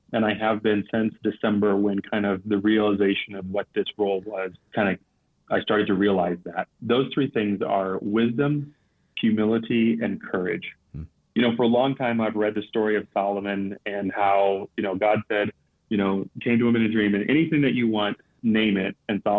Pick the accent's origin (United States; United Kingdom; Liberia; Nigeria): Liberia; When I grew up in this organization, growing up in Liberia, we had, I don't know, probably 3 expatriate missionaries for every language community that we worked with.